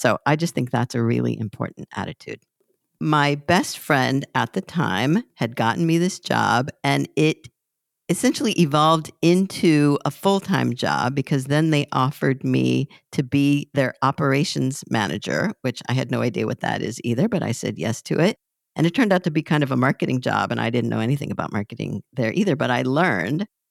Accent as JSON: {"language": "English", "region": "Southern California", "country": "United States", "also_born_or_lived": "Hoboken / Savannah", "moved": "yes", "said": "I'm from Southern California originally"}